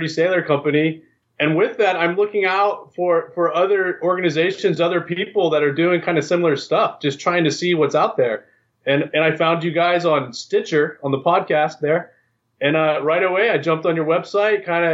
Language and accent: English; Virginia, United States; moved away as an adult; I grew up on the East Coast, actually. I grew up in Virginia. I spent 18 years of my life in the hills, in the Appalachia.